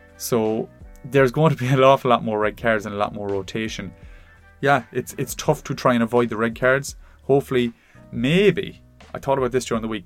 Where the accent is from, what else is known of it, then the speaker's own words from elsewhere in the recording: Ireland; as an Irishman